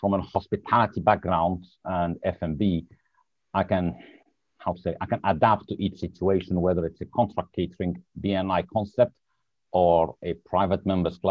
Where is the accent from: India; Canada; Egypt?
Egypt; moved away as an adult; also born or lived in Lebanon / Switzerland / United States / Dubai; now in United Kingdom; I'm originally from Lebanon. However, I was born in Egypt. I studied in Egypt